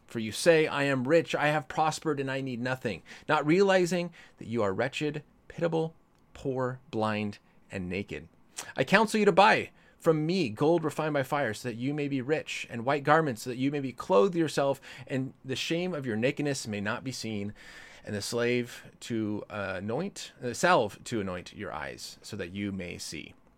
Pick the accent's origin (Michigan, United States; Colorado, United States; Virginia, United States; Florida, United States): Colorado, United States; now in California, United States; I grew up in Colorado.